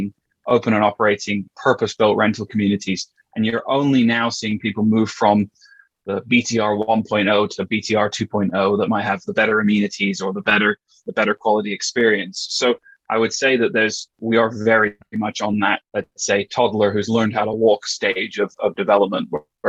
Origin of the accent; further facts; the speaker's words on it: British Columbia, Canada; accent: between UK and Canadian; moved away as an adult; now in London, United Kingdom; Been in London for the last 7 and a bit years, and I'm originally Canadian, born in BC. So you may hear my accent sort of kind of goes between UK and Canadian, depending on who I'm talking to.